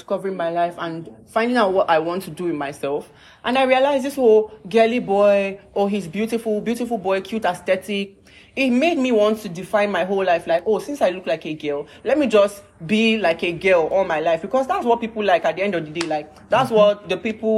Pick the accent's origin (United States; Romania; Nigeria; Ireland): Nigeria; I grew up in Barak